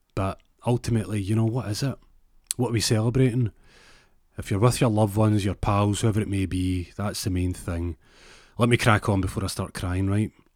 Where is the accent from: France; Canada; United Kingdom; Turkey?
United Kingdom; Glasgow, Scotland; I say it with a Z 'cause I'm from Glasgow